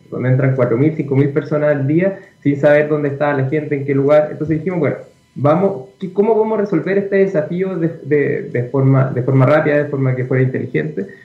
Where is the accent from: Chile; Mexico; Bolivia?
Chile; Rancagua, O'Higgins; Eh, bueno, yo soy de Rancagua, entonces eh, siempre tuve una cercanía con el teniente.